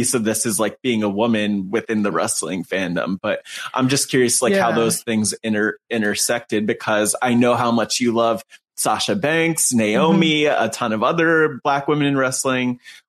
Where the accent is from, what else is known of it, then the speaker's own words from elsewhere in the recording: New Jersey, United States; growing up in New Jersey, whether going to indie shows or like I grew up within a 15-minute drive of Newark too, so it was one of the more diverse parts of New Jersey